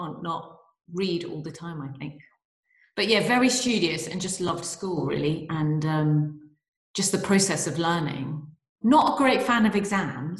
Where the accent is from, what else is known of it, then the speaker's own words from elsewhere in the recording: London, United Kingdom; also born or lived in Nottingham; I was born in London